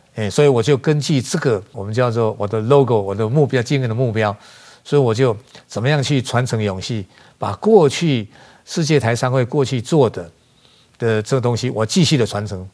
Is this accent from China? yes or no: no; Taiwan; moved away as an adult; now in Melbourne, Australia; 我既然是身为台湾人